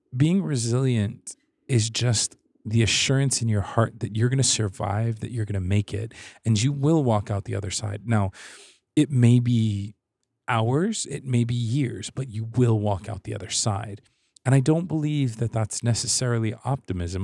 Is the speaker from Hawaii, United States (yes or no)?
yes; Hawaii, United States; I'm from Hawaii, so we don't really have seasons